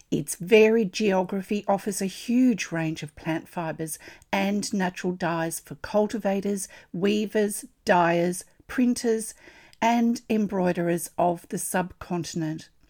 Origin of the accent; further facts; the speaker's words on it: Australia; I'm an Australian textile artist